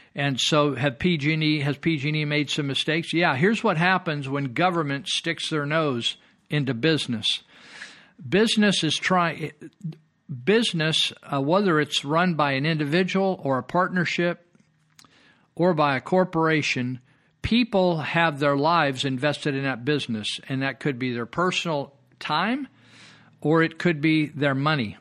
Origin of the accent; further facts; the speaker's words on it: California, United States; I grew up here, I was born and raised in California.